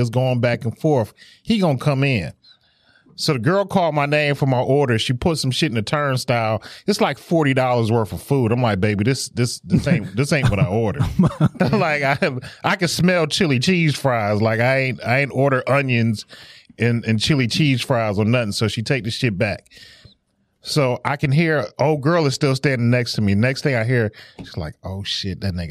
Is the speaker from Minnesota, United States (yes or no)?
no; Detroit, Michigan, United States; we're from Detroit